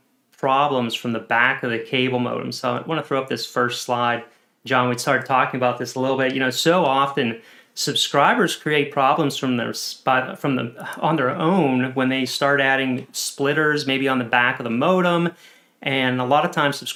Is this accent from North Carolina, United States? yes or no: no; Pennsylvania, United States; Pennsylvania, where I'm also from